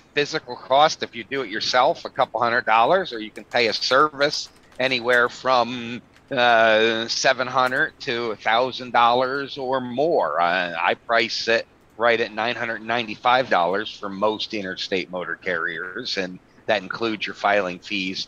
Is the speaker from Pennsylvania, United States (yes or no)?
yes; Pennsylvania, United States; My home state of Pennsylvania